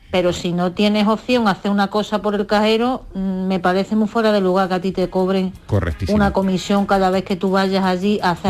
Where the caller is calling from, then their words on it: Huelva, Andalusia, Spain; de Huelva